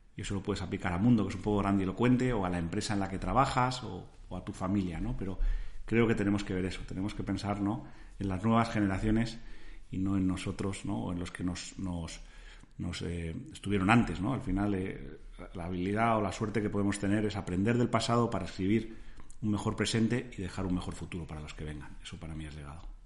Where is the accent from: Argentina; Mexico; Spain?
Spain; cómo nos ven a los españoles